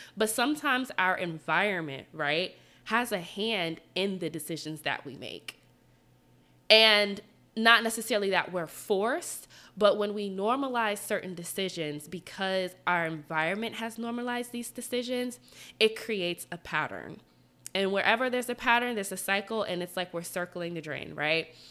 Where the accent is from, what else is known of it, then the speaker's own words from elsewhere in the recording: Atlanta, Georgia, United States; moved away as an adult; now in Washington, D.C., United States; so I'm from Atlanta. I've lived in Atlanta my whole life.